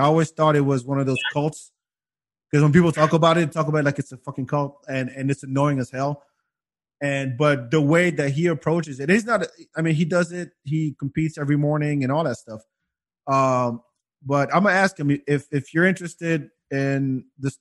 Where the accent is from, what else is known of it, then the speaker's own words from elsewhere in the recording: France; moved away; we grew up together in France